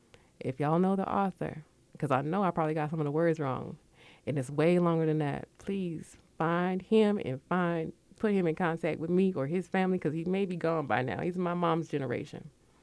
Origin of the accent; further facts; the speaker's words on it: Connecticut, United States; also born or lived in West Coast / Midwest; now in Georgia, United States; I'm from Connecticut. I lived on the West Coast. I lived in the Midwest, and I've lived here in Georgia. I've been in Georgia since 1995